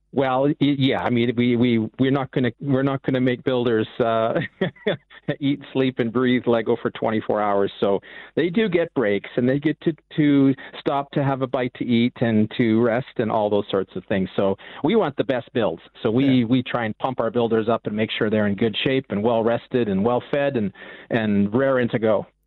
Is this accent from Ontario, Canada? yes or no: no; Vancouver, British Columbia, Canada; I'm from the West Coast, from the Vancouver area